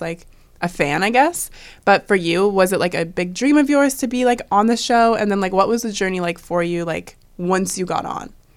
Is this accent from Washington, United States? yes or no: yes; Washington, United States; moved away; growing up in Washington